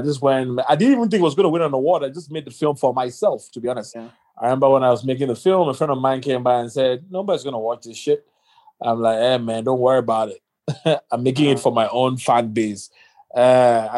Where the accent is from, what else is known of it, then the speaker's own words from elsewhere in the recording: Nigeria; I'm a Nigerian guy